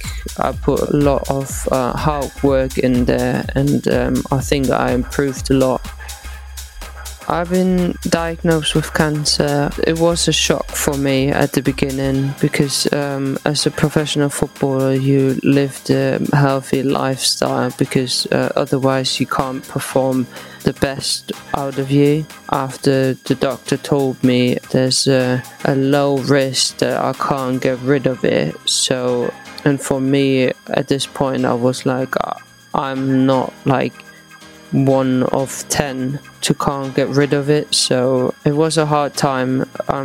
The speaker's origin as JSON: {"language": "English", "town": "Eislingen", "region": "Baden-Württemberg", "country": "Germany", "tie": "born or raised there", "also_born_or_lived": "Potsdam", "moved": "yes", "said": "in my home town in Eislingen"}